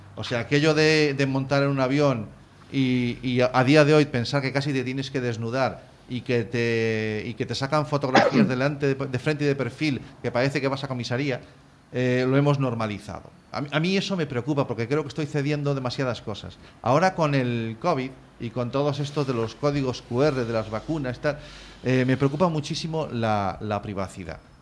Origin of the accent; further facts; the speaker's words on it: Galicia, Spain; como gallego que soy